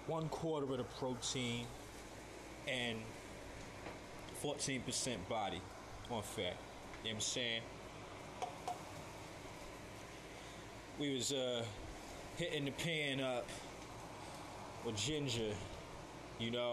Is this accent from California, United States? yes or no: no; St. Louis, Missouri, United States; I'm from the Lou, and I'm proud